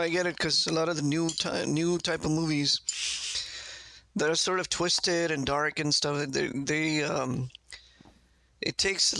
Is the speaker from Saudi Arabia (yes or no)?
yes; Riyadh, Riyadh Province, Saudi Arabia; born there; We were there. Yeah, I was born in Riyadh.